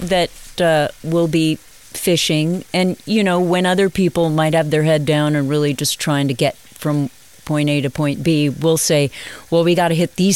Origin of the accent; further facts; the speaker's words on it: Buena Park, California, United States; I grew up in a place called Suburbia Heights in Buena Park, California